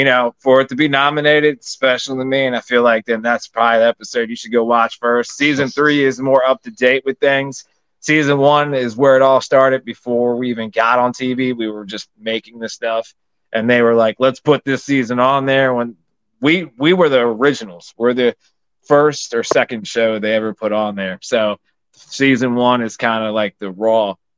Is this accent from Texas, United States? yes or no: no; Pennsylvania, United States; We went back to my hometown, my dad's hometown, where my family's from, PA.